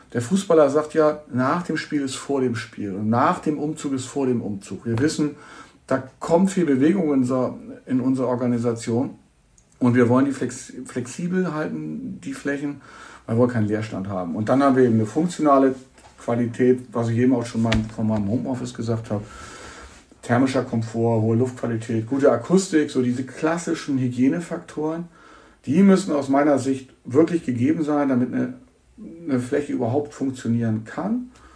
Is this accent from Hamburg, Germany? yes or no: yes; Hamburg, Germany; Ich bin Hamburger und kann seit über 20 Jahren so miterleben, wie hier ein Stadtteil entsteht